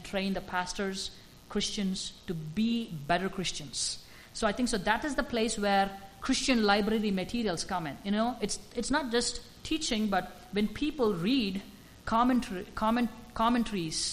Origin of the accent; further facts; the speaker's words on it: India; moved away; as an Indian